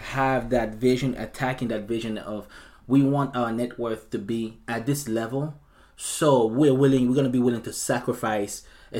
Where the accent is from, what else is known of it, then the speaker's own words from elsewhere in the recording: United States; So growing up, for where I grew up here in the States, I didn't really have any other ways to go to college.